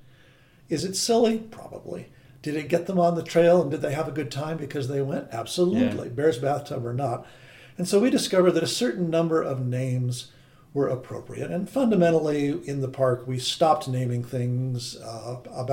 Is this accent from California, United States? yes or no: yes; Great Central Valley, California, United States; I'm a Californian. I grew up in the Great Central Valley in a little farm town